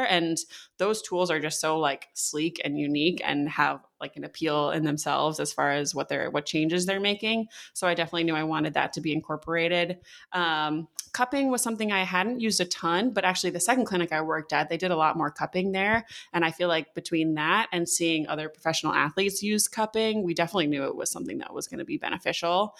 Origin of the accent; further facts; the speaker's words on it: Connecticut, United States; I grew up in Connecticut